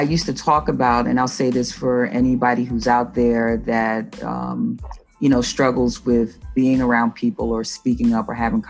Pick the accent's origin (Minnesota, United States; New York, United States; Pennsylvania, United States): New York, United States; New York City; I'm from the Bronx, and you know, I traveled into the city